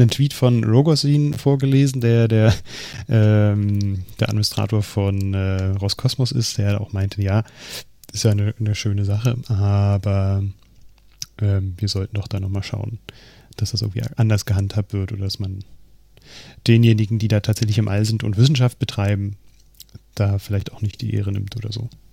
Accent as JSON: {"language": "German", "country": "Germany"}